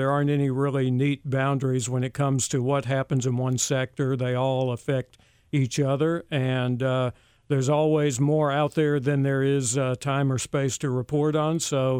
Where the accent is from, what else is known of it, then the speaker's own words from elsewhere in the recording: Memphis, Tennessee, United States; I'm a reporter, been in this market a long time. This is my hometown.